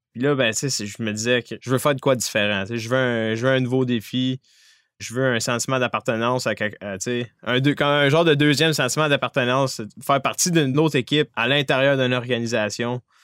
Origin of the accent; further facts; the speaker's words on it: Abitibi-Témiscamingue, Quebec, Canada; moved away as an adult; Je viens de la BTB-Témiscamingue